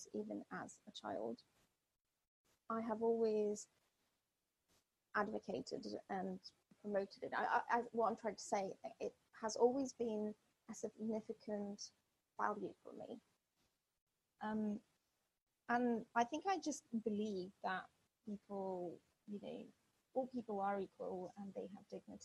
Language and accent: English; southern Ukraine, Ukraine; first language Russian; English is a second language; moved away as an adult; now in United Kingdom; I was born during Soviet Union times and I grew up in a very small town in the south of Ukraine